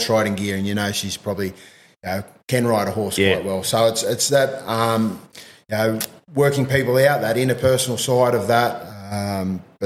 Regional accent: Jindabyne, New South Wales, Australia; also born or lived in Berridale / Cooma; I actually come from a small country town called Berridale. Yep. I grew up mostly in Jindabyne.

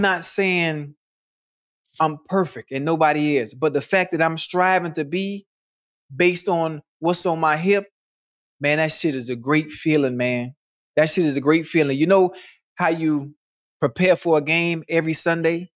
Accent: Miami, Florida, United States; I'm from Miami.

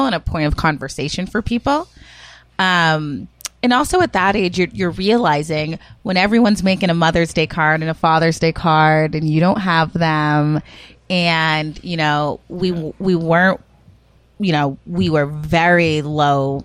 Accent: Rochester, New Hampshire, United States; also born or lived in Worcester, Massachusetts; My grandparents raised me and a couple of my cousins in Rochester, New Hampshire.

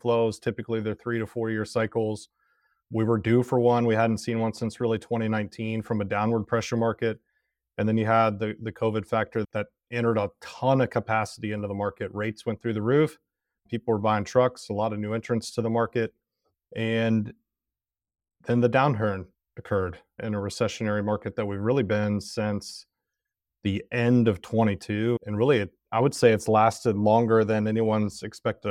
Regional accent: Cincinnati, Ohio, United States; also born or lived in Oxford, Ohio / Tennessee; born in Cincinnati, Ohio. I still got family that lives there

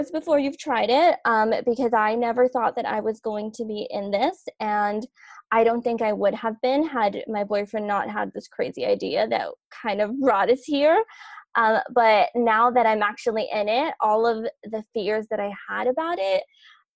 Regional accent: Los Angeles, California, United States; I grew up in South

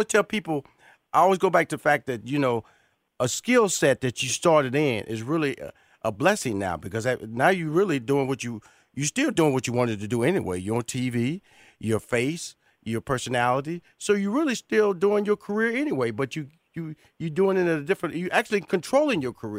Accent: Houston, Texas, United States; I'm from Houston, Texas now. Born and raised in Houston, Texas, Ryan.

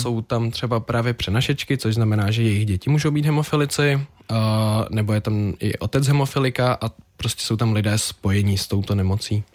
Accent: Czechia; jako správný Čech

